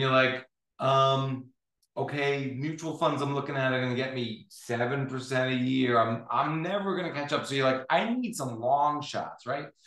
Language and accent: English; United States; as an American